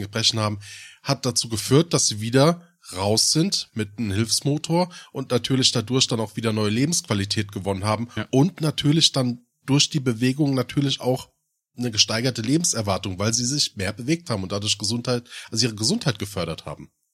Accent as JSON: {"language": "German", "country": "Germany", "tie": "born or raised there", "said": "ich bin im Odenwald groß geworden"}